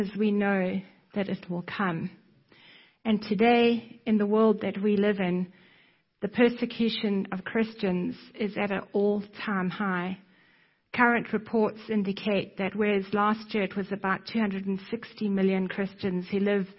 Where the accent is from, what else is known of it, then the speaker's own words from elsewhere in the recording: South Africa; moved away; you can probably hear from my accent that I am not American. I was born in South Africa